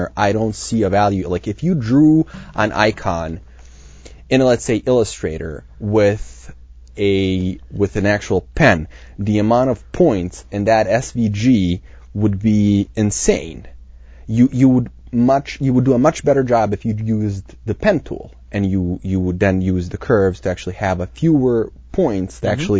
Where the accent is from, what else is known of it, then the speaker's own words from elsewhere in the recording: Serbia; moved away; I was raised in Serbia during the 90s